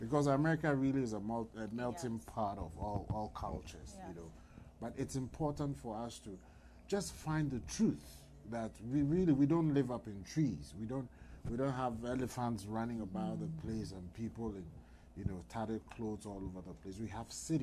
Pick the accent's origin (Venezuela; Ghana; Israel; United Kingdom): Ghana; moved away as an adult; now in United States; I'm originally from Ghana